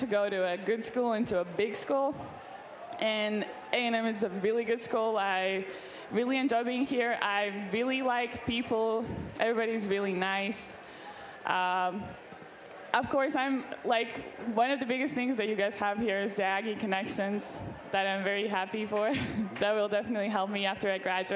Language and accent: English; Latvia; moved away as an adult; now in United States; I'm from Latvia, which is a small country in Northern Europe